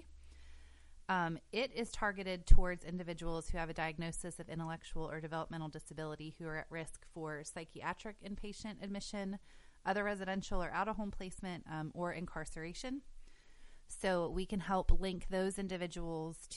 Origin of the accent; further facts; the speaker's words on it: West Virginia, United States; also born or lived in Cleveland, Ohio; I'm originally from West Virginia, and then I had moved to Cleveland for a while.